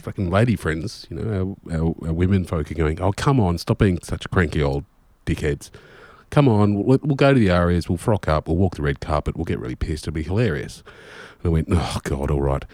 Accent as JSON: {"language": "English", "country": "Australia", "also_born_or_lived": "Maine, United States", "said": "I'm Australian"}